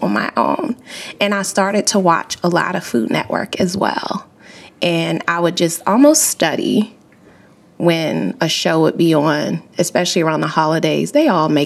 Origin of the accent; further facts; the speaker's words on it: Maryland, United States; moved away as an adult; also born or lived in California; born and raised in Maryland my whole life